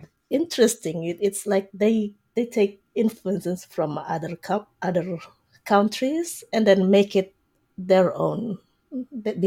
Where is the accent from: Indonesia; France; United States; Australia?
Indonesia; moved away as an adult; now in Canada; I grew up in Indonesia.